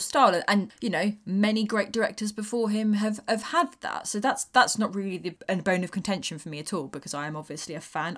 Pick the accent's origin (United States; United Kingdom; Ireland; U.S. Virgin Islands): United Kingdom; being a British person